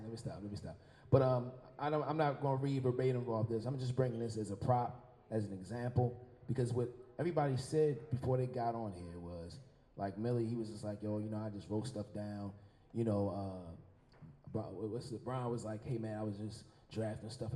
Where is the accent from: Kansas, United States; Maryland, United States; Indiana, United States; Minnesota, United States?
Maryland, United States; Baltimore; I grew up in East Baltimore, Federal and Bond to be exact, 1600 block of Bond Street